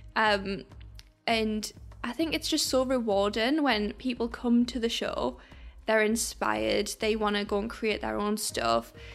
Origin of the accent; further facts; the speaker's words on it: Sunderland, North East England, United Kingdom; we're from Sunderland